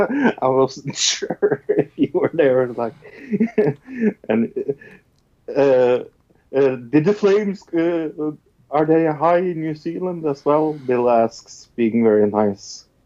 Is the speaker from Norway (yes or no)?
yes; Norway